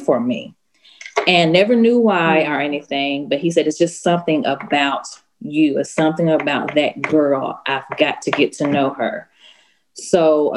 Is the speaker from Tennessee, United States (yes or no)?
yes; Fayetteville, Tennessee, United States; also born or lived in Asheville, North Carolina / Nashville, Tennessee; my hometown, which was Fayetteville, Tennessee